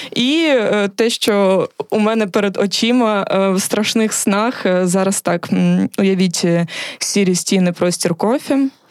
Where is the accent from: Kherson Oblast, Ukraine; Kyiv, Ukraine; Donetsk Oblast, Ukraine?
Kherson Oblast, Ukraine; Kherson; ми з Херсона